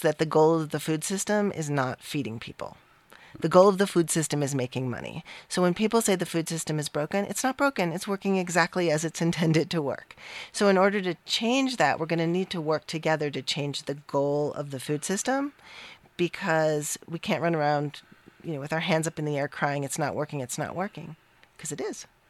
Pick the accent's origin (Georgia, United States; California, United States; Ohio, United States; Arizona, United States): Ohio, United States; Cleveland; the sort of Jewish community I grew up with in Cleveland